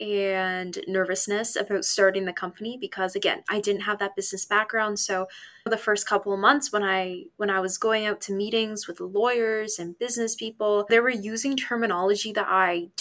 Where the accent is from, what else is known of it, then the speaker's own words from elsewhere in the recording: Hamilton, Ontario, Canada; my hometown, Hamilton.